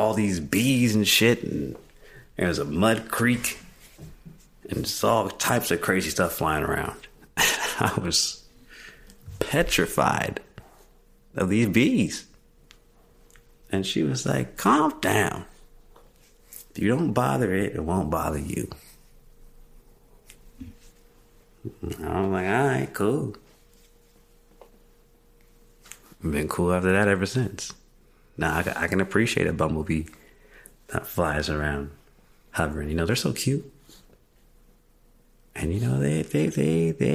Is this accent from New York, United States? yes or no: no; Mississippi, United States; growing up in Mississippi